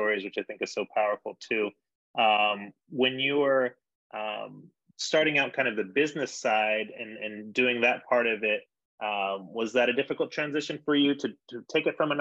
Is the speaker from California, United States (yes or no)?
yes; San Diego, California, United States; now in Denver, United States; I grew up in San Diego